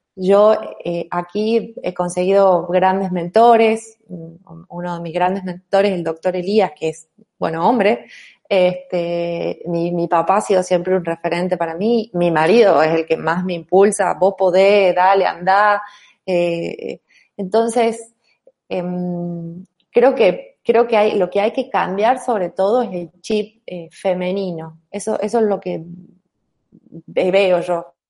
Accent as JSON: {"language": "Spanish", "region": "Tucumán", "country": "Argentina", "also_born_or_lived": "Buenos Aires", "accent": "tonada", "said": "yo soy tucumana, yo soy mujer"}